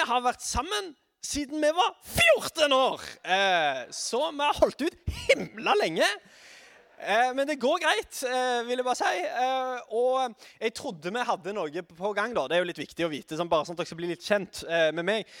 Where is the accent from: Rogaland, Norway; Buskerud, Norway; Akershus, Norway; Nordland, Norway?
Rogaland, Norway; Sandnes; er fra Sandnes